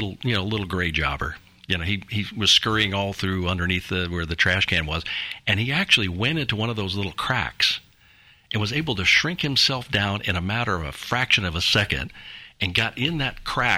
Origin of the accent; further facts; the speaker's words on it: Florida, United States; now in Sumner County, Tennessee, United States; I'm from Florida